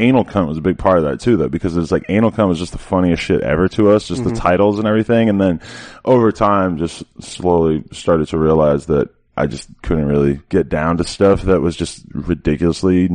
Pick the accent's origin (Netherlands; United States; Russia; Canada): United States; Nashua, New Hampshire; I grew up in Nashua, which is like 5 minutes away from the Massachusetts border